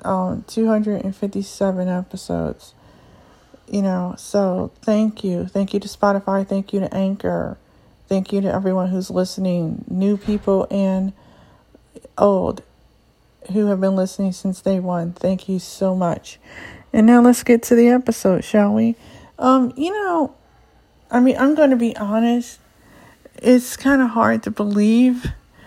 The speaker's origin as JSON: {"language": "English", "country": "United States", "first_language": "English", "said": "being African-American"}